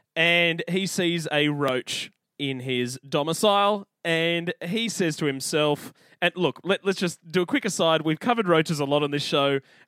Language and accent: English; Australia; accent: Australian; we sound incredibly Australian.